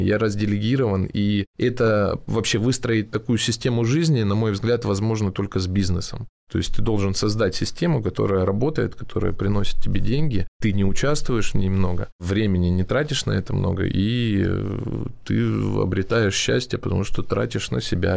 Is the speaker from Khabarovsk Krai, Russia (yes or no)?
no; Krasnodar, Krasnodar Krai, Russia; Я из Краснодара